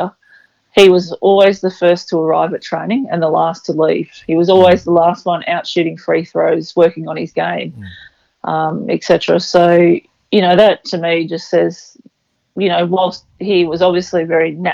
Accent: Mullumbimby, New South Wales, Australia; I come from Mullumbimby, which is in northern New South Wales, and it's not too far from Byron Bay in Brunswick Heads, so fairly coastal region. And I suppose just growing up in that sort of environment

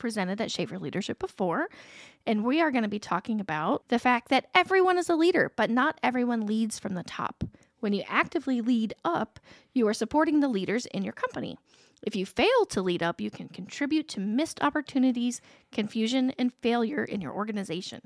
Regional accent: Alexandria, Indiana, United States; I grew up in Alexandria

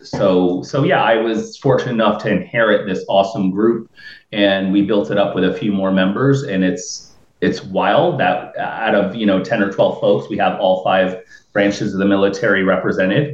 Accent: New Port Richey, Florida, United States; I'm from Newport Richey. I'm I'm of Lebanese

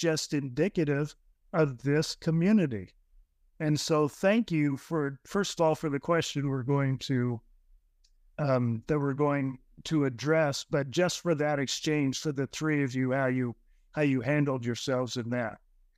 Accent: New Jersey, United States; I grew up Methodist in New Jersey and went to Catholic high school.

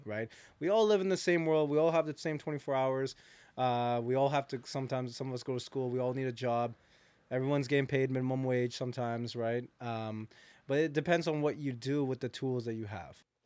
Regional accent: Hamilton, Ontario, Canada; I'm actually born from Hamilton, so I'm from, from Hamilton

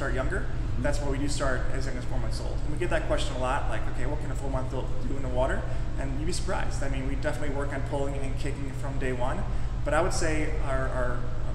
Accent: Michigan, United States; moved away; I'm born and raised in Michigan.

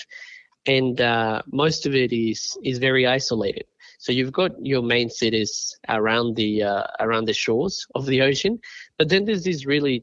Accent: Colombia; moved away; also born or lived in Australia; I grew up in Colombia, and then when I migrated to Australia

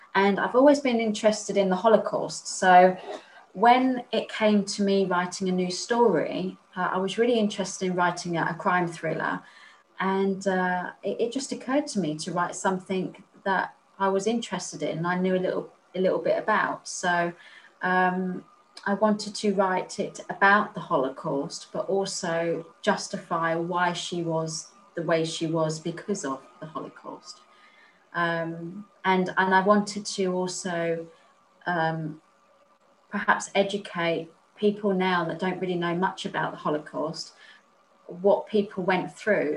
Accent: Spain; moved away; also born or lived in Chichester; I was raised in Spain

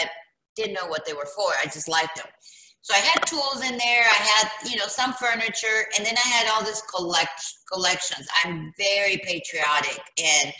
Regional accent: California, United States; moved away as an adult; also born or lived in South America; now in Jackson, United States; when I was 6 years old, my parents moved out here to California

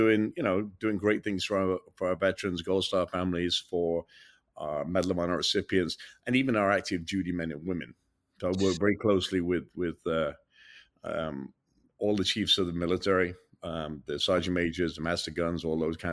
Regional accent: England, United Kingdom; moved away as an adult; now in United States; an English guy that came to America, became a citizen 16, 17, almost 18 years ago

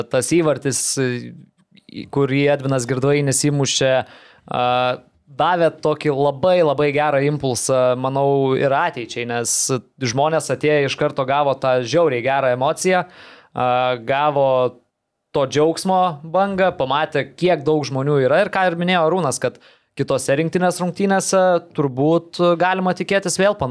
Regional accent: Lithuania; kaip mes lietuviai esame įpratę

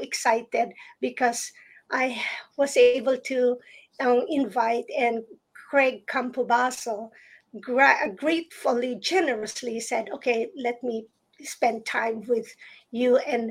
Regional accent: Philippines; moved away; growing up in the Philippines

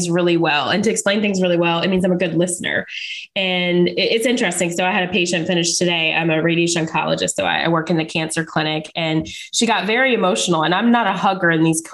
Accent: Charlotte, North Carolina, United States; I'm from Charlotte, North Carolina

